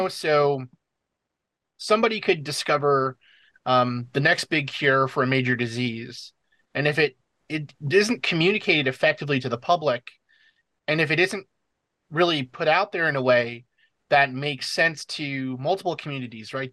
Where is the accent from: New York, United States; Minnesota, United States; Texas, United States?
New York, United States; New York City; moved away as an adult; also born or lived in New Hampshire; I'm originally from the New York City area